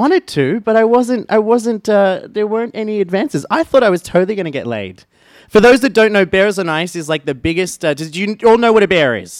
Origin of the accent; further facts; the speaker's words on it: Australia; And I am an Australian.